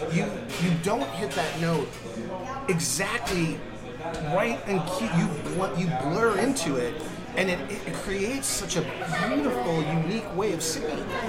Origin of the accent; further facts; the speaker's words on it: United States; my humbling 50 years as an American